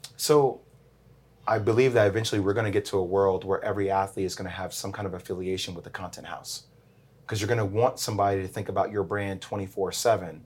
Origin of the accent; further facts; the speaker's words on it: New Jersey, United States; moved away; also born or lived in Miami / North Carolina; I'm from Jersey